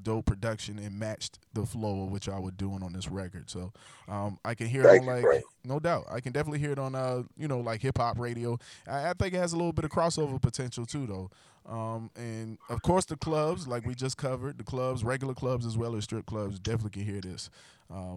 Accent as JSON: {"language": "English", "town": "Charleston", "region": "South Carolina", "country": "United States", "moved": "yes", "lives_now": "Charlotte, United States", "said": "I'm originally from Charleston, South Carolina."}